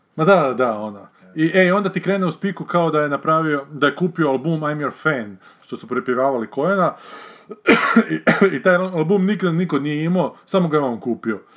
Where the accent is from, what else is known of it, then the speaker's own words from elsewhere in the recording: Varaždin, Varaždin County, Croatia; sam gledao kao mali u Varaždinu, u kinu